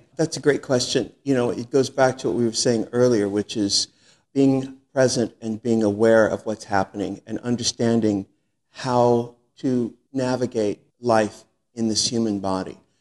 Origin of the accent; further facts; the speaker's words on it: San Diego, California, United States; also born or lived in New York; now in Los Angeles, United States; I'm from San Diego